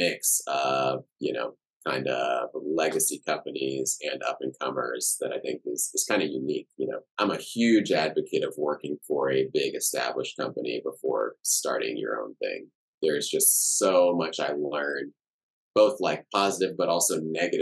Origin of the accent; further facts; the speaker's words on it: Houston, Texas, United States; also born or lived in Cameroon / Chicago; now in Austin, United States; I grew up in Houston. I got a lot of love for Houston